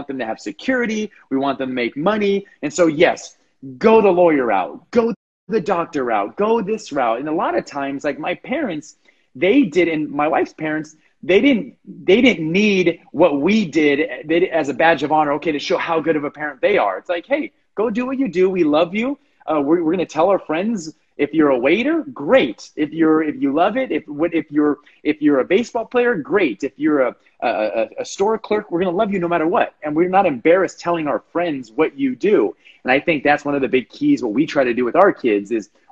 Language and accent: English; Los Angeles, California, United States; moved away; born and raised in Los Angeles